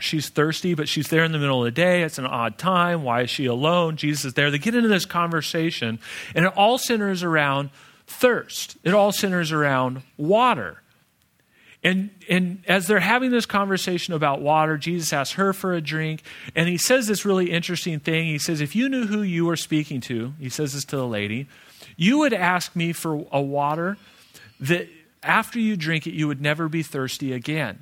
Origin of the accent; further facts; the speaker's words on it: Phoenix, Arizona, United States; I'm from Phoenix